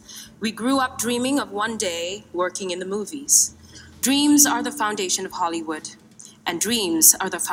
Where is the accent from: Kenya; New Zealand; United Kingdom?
Kenya; now in United States; We are also immigrants. I'm from Kenya.